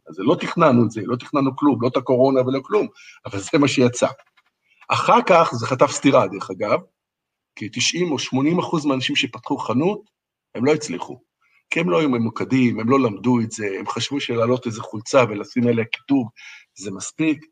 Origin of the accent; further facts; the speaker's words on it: Israel; moved away as an adult; now in Wuhan, China; אני בתור איזה ישראלי